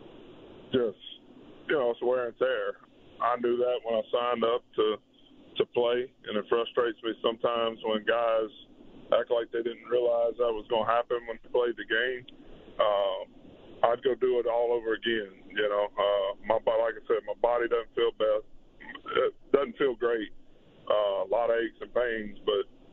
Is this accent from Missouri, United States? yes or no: no; Louisiana, United States; my hometown or home state Saints, which everybody that I grew up with watched